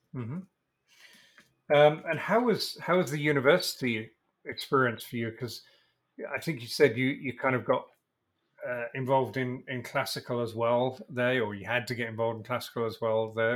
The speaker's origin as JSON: {"language": "English", "region": "England", "country": "United Kingdom", "tie": "born or raised there", "moved": "as an adult", "lives_now": "United States", "said": "I'm English and moved to America"}